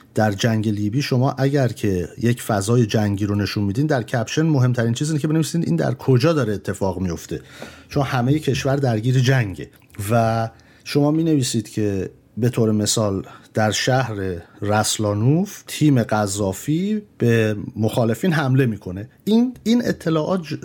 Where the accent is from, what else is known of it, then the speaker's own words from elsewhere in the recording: Tehran, Tehran Province, Iran; moved away; توی جنگ بزرگ شدیم من مادرم نرس بوده برای همین هستش یعنی نرس هست هنوز ولی اون موقع در ایران ما وقتی موشک باران بود فرار میکردیم میرفتیم بیرون از تهران